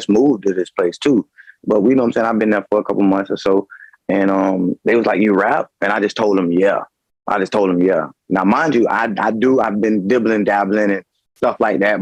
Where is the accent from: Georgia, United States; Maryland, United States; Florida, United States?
Florida, United States; Tarpon Springs; I'm coming from Tarpon Springs, Florida, man. Small city